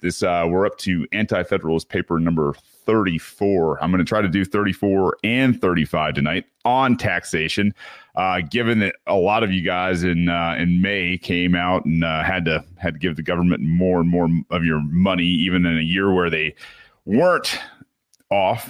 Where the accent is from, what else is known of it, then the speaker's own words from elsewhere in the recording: Michigan, United States; Michigan, uh, my hometown here